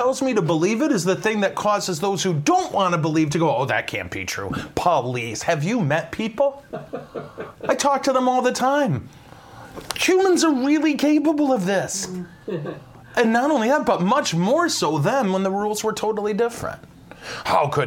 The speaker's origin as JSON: {"language": "English", "country": "United States", "said": "I'm an American."}